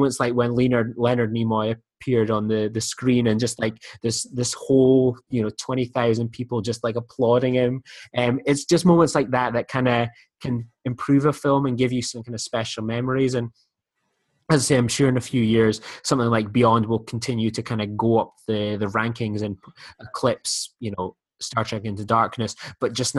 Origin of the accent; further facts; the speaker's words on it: United Kingdom; I'm British